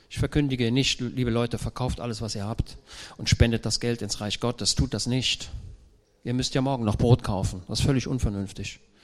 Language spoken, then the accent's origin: German; Germany; ich komme ja aus Deutschland